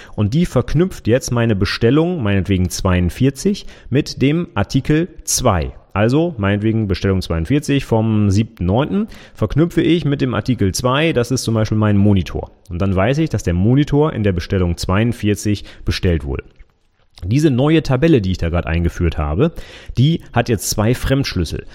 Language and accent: German; Vechta, Lower Saxony, Germany; Ich wohne in Fechter